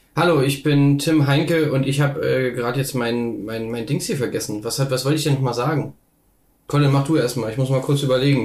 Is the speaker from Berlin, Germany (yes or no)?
no; Magdeburg, Saxony-Anhalt, Germany; moved away; wo ich herkomme